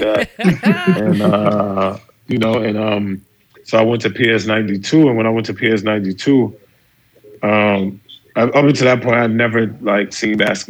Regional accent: New York City, New York, United States; also born or lived in Brooklyn, New York City; I moved to Harlem when I was like 8 years old

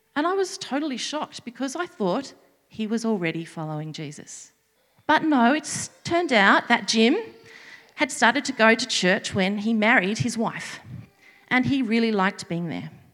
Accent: Sydney, New South Wales, Australia; moved away as an adult; I was born and bred in Sydney

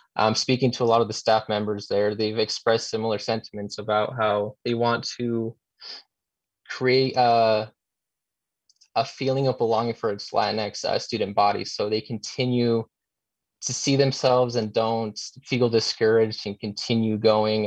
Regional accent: Utah, United States; I was born and raised here in Utah

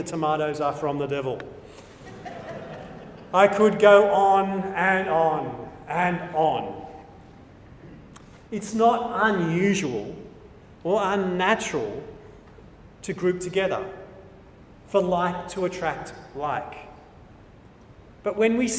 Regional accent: New South Wales, Australia; I'm an Australian. I'm an Anglo-Australian. I'm a New South Welshman

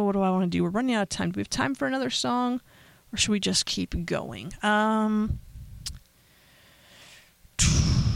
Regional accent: Pennsylvania, United States; my home state

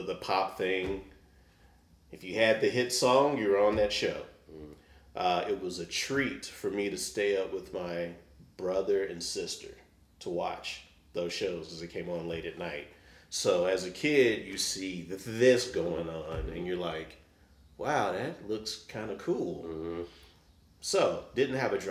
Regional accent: Dallas, Texas, United States; now in Kansas City, United States; I'm from Dallas, Texas originally, so you could get in band in fourth grade.

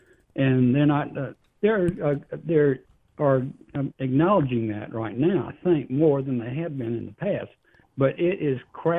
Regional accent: South Carolina, United States; I grew up in Carolina, South Carolina.

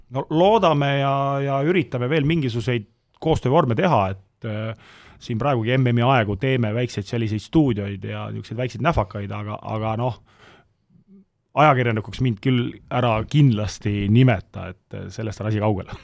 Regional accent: Tallinn, Harju County, Estonia; Nõmme ja Mustamäel ma olen üles kasvanud

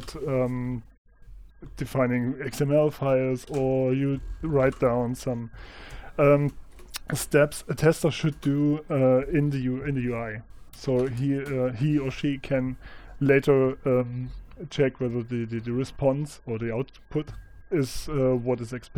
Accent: Thuringia, Germany; I'm from Germany and Thuringia.

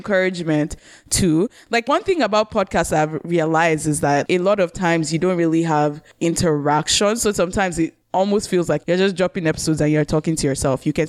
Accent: Nigeria; now in Canada; all three of us live in Canada, but we are Nigerians

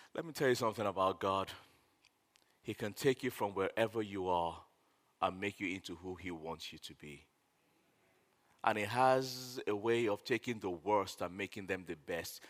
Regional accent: Nigeria; I'm a Nigerian

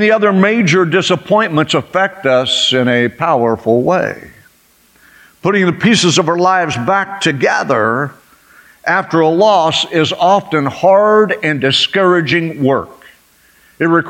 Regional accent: United States; I was born here

